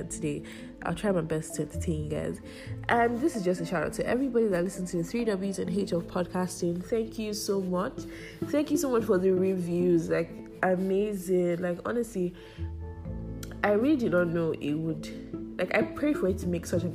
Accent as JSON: {"language": "English", "country": "Nigeria", "said": "I'm a Nigerian"}